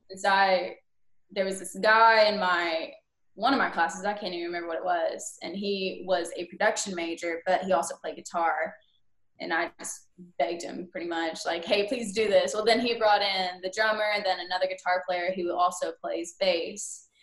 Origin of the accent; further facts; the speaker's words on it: Lone Grove, Oklahoma, United States; moved away as an adult; also born or lived in Edmond, Oklahoma; now in Murfreesboro, United States; I am born and raised in Lone Grove, Oklahoma